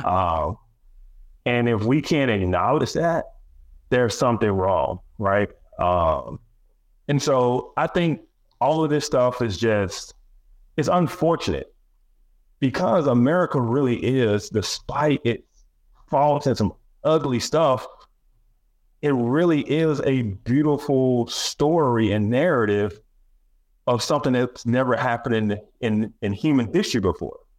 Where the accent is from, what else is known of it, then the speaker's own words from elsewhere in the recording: Alabama, United States; I'm from Alabama, we had Alabama state history.